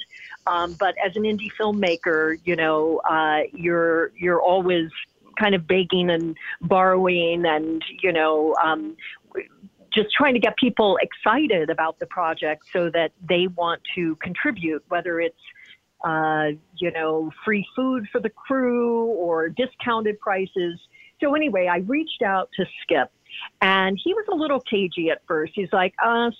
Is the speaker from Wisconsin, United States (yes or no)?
no; Hannibal, Missouri, United States; moved away; my hometown of Hannibal